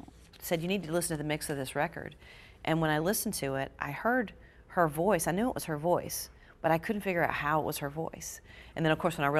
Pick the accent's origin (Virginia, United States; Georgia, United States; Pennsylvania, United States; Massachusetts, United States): Georgia, United States; moved away; my home state of Georgia